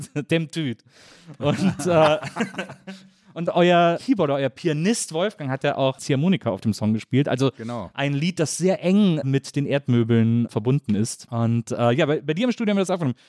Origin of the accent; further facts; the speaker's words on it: Wesseling, North Rhine-Westphalia, Germany; moved away; Ich komme ja aus Wesseling, zwischen Köln und Bonn, aus so einer Kleinstadt